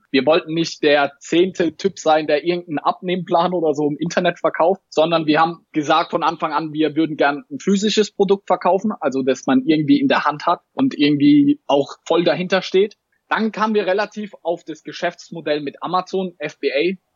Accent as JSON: {"language": "German", "town": "Mannheim", "region": "Baden-Württemberg", "country": "Germany", "said": "war ich in einem Sneaker-Store in Mannheim, hier wo ich herkomme, in Mannheim."}